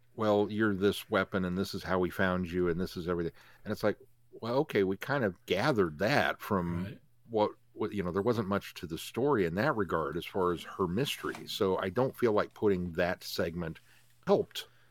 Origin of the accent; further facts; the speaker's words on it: United States; I'm American